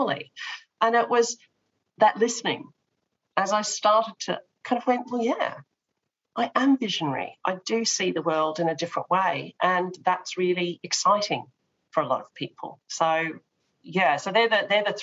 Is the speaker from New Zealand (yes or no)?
no; Australia; I come from Australia with the tall poppy syndrome